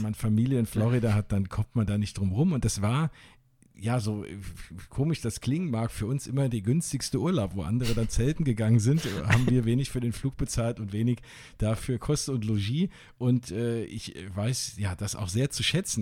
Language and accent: German; Wiesbaden, Hesse, Germany; born or raised there; now in Flörsheim, Germany